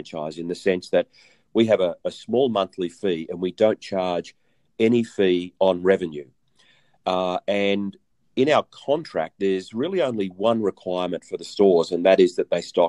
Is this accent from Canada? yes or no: no; Australia; I'm Australian